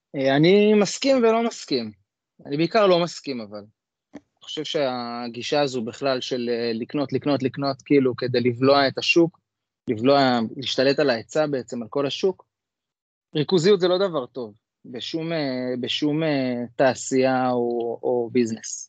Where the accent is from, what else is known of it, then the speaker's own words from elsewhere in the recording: Jerusalem, Jerusalem District, Israel; אני ירושלמי